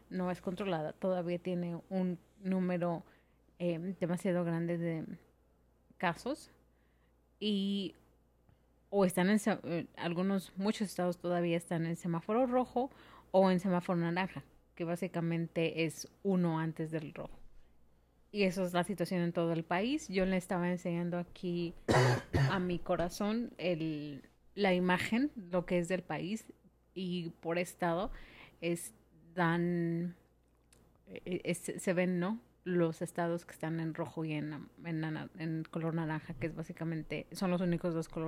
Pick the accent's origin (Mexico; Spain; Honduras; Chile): Mexico; moved away; yo soy de México